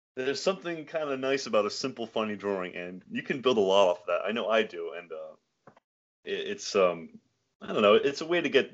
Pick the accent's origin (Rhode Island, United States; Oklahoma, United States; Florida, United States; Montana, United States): Rhode Island, United States; Matunuck; Yeah, Matunuck, Rhode Island.